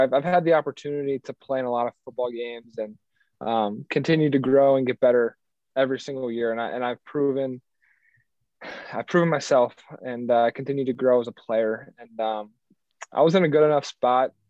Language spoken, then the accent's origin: English; Cincinnati, Ohio, United States; moved away as an adult; born and raised in Cincinnati